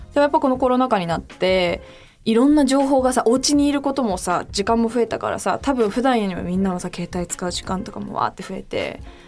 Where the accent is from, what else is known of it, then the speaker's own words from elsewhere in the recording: Tokyo, Japan; 私それこそ日本東京で生まれて東京で育ってる